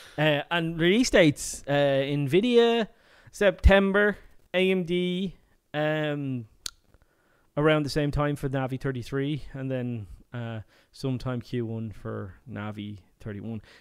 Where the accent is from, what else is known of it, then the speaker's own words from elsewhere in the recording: Ireland; I come from Ireland